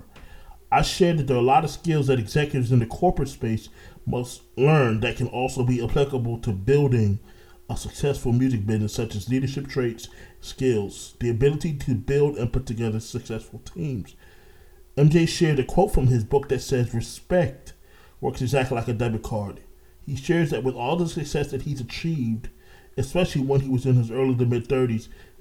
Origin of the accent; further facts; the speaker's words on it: Orlando, Florida, United States; also born or lived in Brooklyn, New York; I'm originally from Brooklyn, New York, but I was raised in Orlando